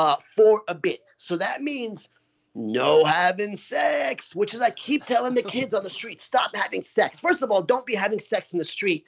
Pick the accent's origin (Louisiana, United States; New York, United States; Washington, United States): New York, United States; I'm from New York, so we're sharp. We're New Yorkers, we're sharp.